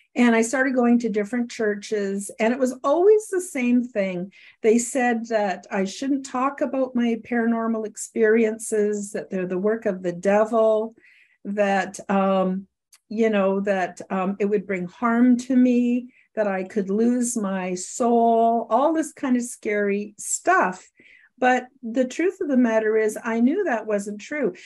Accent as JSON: {"language": "English", "country": "Canada", "said": "I live in Canada, I'm a Canadian"}